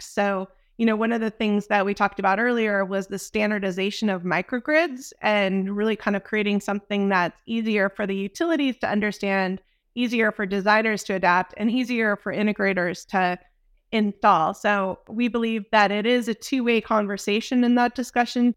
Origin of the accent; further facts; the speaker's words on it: Dallas, Texas, United States; I'm from Dallas